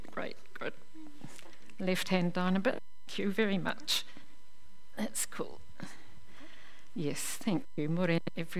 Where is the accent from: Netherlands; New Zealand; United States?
New Zealand; also born or lived in Belfast, United Kingdom; I turned 5 on the boat coming out to New Zealand